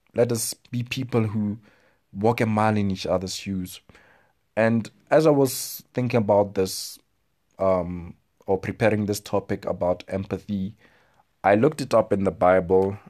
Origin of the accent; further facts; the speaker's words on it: South Africa; I speak as a South African